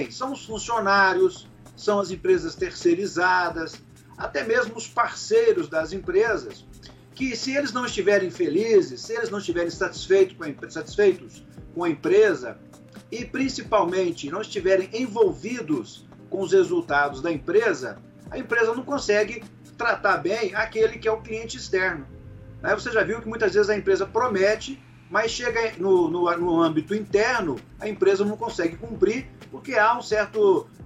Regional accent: Minas Gerais, Brazil; eu sou mineiro

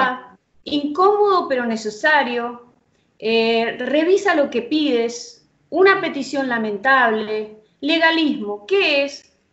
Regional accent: San Rafael, Mendoza, Argentina; yo vivo en el sur de Mendoza, en San Rafael

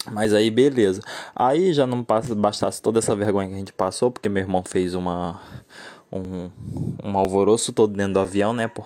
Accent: Maranhão, Brazil; now in Rio de Janeiro, Brazil; E eu sou lá de Santo Santander, no Maranhão, né? Só que agora eu tô morando no Rio de Janeiro

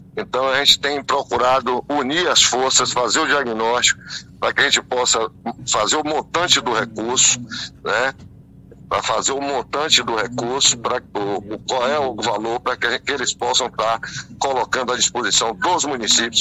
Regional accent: Bahia, Brazil; nós que somos baianos

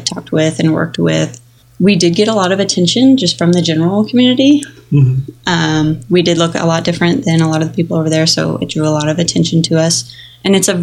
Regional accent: United States; we were American

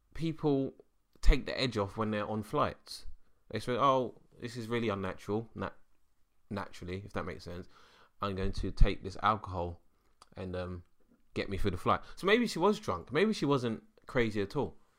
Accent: London, United Kingdom; I'm a Londoner.

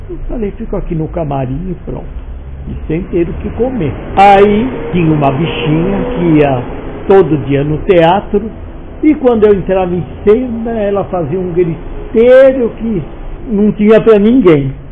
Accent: Rio de Janeiro, Brazil; moved away as an adult; E eu vim do Rio de Janeiro, sem eira nem beira, por quê? porque acabou o trabalho lá e eu vim para cá

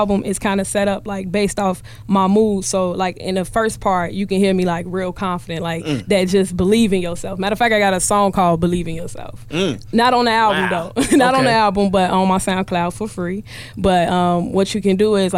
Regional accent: Chicago, Illinois, United States; I'm from Chicago

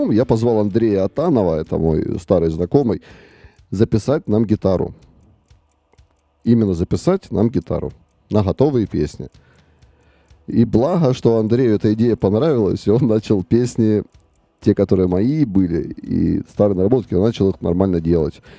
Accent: Luhansk, Luhansk Oblast, Ukraine; now in Kharkiv, Ukraine; и потом в 2014 году мы благополучно все из Луганска уехали потому что там начался э, эти военные действия, и все, и все разъехались.

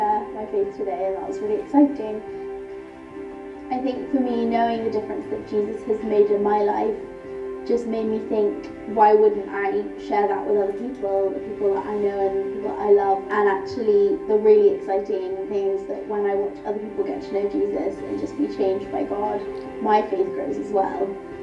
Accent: London, United Kingdom; I'm from Northeast London

